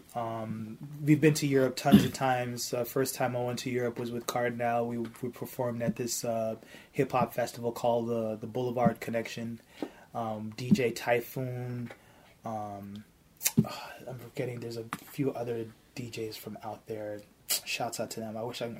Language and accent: English; Toronto, Ontario, Canada; I'm from Toronto